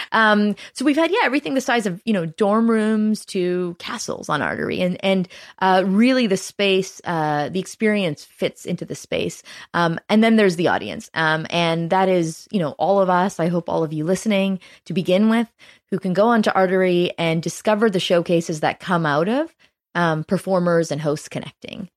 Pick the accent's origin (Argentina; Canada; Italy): Canada; also born or lived in Toronto; as a Canadian, I'm proud